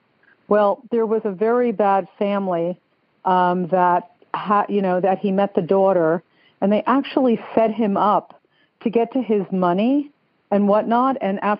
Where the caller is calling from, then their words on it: Stuart, Florida, United States; I'm calling from Stuart, Florida. It's like a sleepy fishing village north of West Palm Beach.